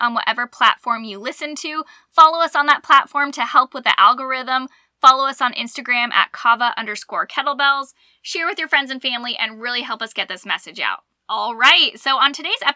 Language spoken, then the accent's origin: English; Arizona, United States; moved away as an adult; now in Alabama, United States; growing up in Arizona